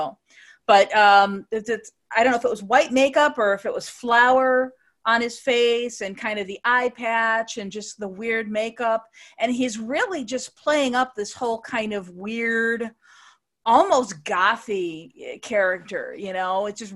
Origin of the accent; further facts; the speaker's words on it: United States; as an American fan